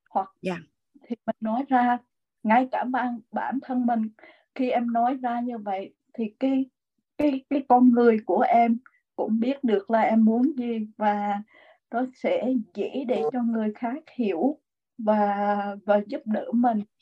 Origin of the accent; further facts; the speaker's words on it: Huế, Thua Thien Hue, Vietnam; thì em cũng là người Huế em cũng là ở trong một cái gia đình mà rất là uh, luật lệ